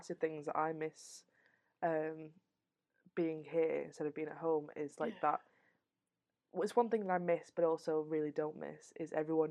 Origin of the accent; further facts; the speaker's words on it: the north of England, United Kingdom; accent: Northern; I have to assert my Northernness.